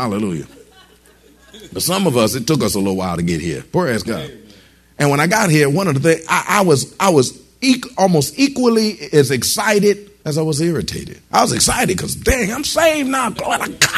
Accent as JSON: {"language": "English", "region": "Michigan", "country": "United States", "tie": "born or raised there", "said": "I was born in Michigan"}